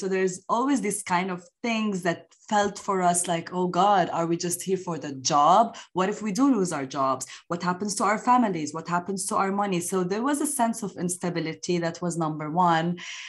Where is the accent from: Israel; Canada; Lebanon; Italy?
Lebanon; also born or lived in Dubai; now in Dublin, Ireland; I am located in Ireland, Dublin, but I'm from Lebanon.